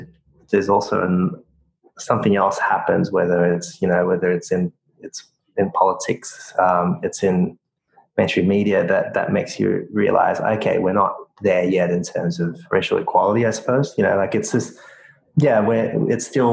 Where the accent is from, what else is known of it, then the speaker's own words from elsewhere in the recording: Sydney, New South Wales, Australia; also born or lived in Jakarta, Indonesia; I came here when I was 6. So I came with my whole family, and I've lived in Sydney ever since.